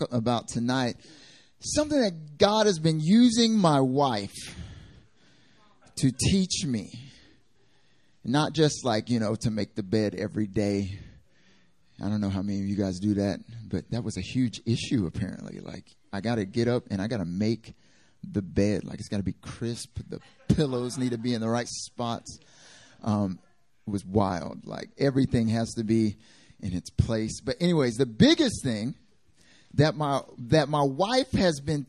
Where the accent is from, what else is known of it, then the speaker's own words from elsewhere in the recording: North Carolina, United States; moved away as an adult; now in South Korea; I'm from North Carolina originally.